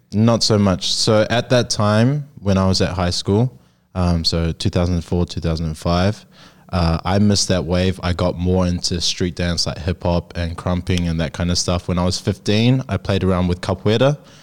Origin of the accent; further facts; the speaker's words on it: New Zealand; now in Sydney, Australia; I'm from New Zealand. Uh, I'm Māori